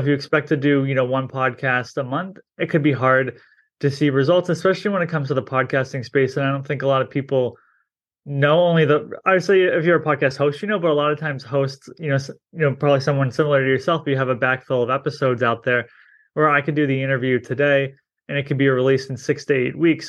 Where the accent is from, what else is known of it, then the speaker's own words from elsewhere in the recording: New England, United States; I'm from New England